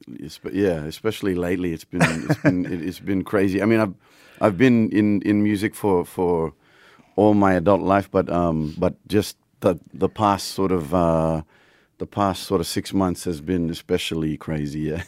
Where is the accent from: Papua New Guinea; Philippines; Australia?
Papua New Guinea; I grew up in Papua New Guinea